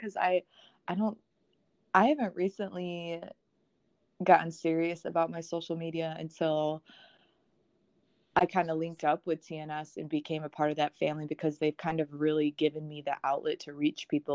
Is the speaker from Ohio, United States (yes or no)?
no; Wisconsin, United States; now in South Carolina, United States; I'm originally from Wisconsin.